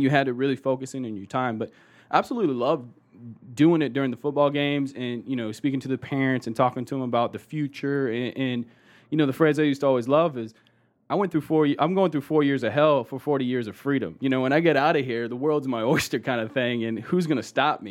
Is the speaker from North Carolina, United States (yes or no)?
no; Austin, Texas, United States; also born or lived in Colorado Springs, Colorado / Houston, Texas; actually born and raised in Austin, Texas. So, uh, Texas boy, tried and true